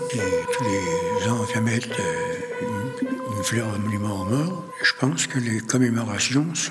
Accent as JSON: {"language": "French", "country": "France", "said": "Je suis, oui, je suis patriote. Je suis française dans, dans mon"}